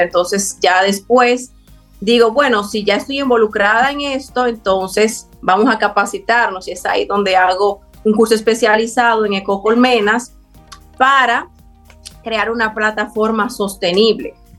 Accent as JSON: {"language": "Spanish", "country": "Dominican Republic", "said": "nos identifique como dominicanos"}